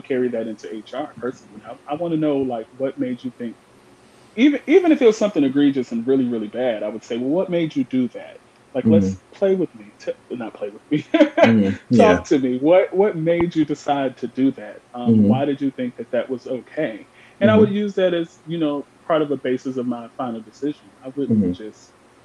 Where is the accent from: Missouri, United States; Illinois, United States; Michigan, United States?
Illinois, United States; Chicago; I'm from Chicago, Illinois.